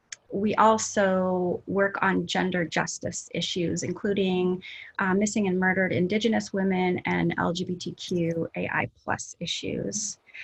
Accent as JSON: {"language": "English", "town": "Anchorage", "region": "Alaska", "country": "United States", "tie": "born or raised there", "said": "I moved around a lot, but for the most part, I grew up in Anchorage"}